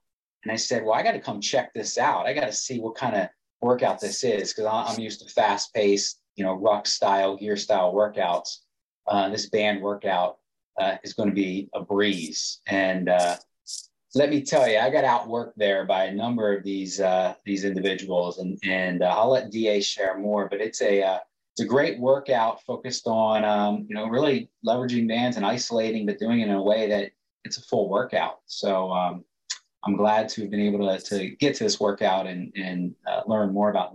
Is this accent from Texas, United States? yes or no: no; Delaware, United States; I got my name because I'm from Delaware